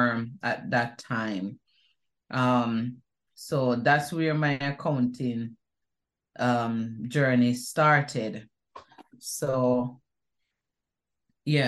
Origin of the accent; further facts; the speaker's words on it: Kingston, Jamaica; also born or lived in Whitfield Town, Kingston 13 / Waterloo / South Avenue, Kingston; growing up in Jamaica, it was fun. Growing up in Duhane Park, that was so much fun.